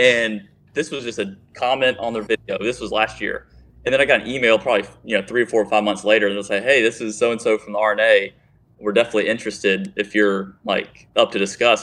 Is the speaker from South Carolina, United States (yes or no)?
yes; Chapin, South Carolina, United States; I'm a guy from Chapin, South Carolina